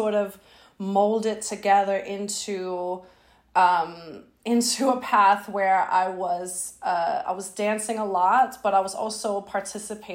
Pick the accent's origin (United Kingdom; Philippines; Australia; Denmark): Denmark; moved away as an adult; now in Brooklyn, United States; I live in Brooklyn right now. I'm from Denmark originally